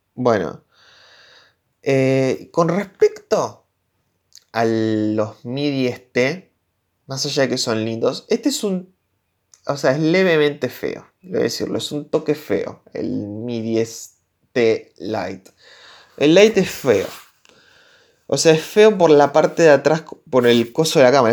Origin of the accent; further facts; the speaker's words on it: Argentina; soy de Argentina, soy de Latinoamérica